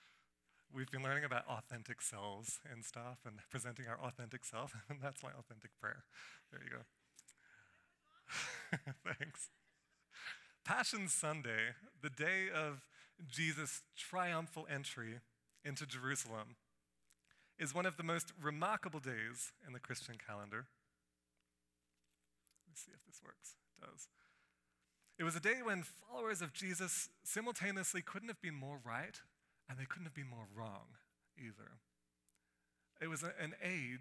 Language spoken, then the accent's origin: English; Australia; moved away; I grew up in Australia, in the tropical part of Australia, where there are rainforests and waterfalls and crocodiles and beaches.